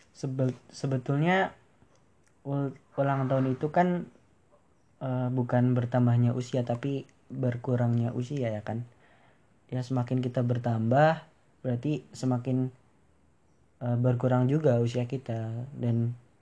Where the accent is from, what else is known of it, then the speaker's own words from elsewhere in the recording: Banyumas Regency, Central Java, Indonesia; saya lahir di Kabupaten Banyumas, Kabupaten tercinta